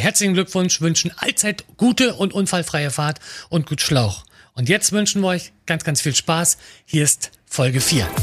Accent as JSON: {"language": "German", "region": "Mecklenburg-Vorpommern", "country": "Germany", "said": "Ganz, ganz viele Dörfer, aber auch Kleinstädte bei uns in Mecklenburg-Vorpommern"}